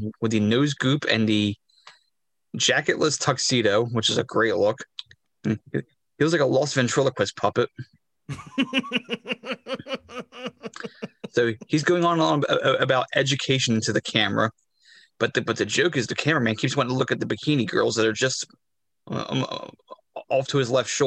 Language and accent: English; Philadelphia, Pennsylvania, United States; I'm from Philly